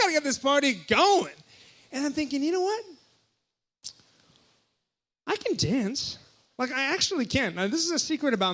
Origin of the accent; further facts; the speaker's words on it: Hawaii, United States; moved away; I'm from Hawaii, and so I go back to Hawaii for Christmas